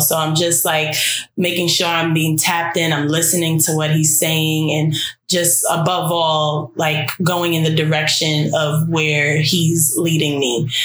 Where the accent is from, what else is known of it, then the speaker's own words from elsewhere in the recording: New York City, New York, United States; I am from Brooklyn, New York